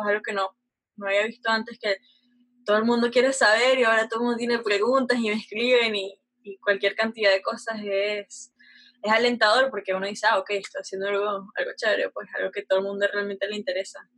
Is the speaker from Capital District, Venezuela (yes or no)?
yes; Caracas, Capital District, Venezuela; yo nací en Venezuela, Caracas, Venezuela, no tenía muchos lujos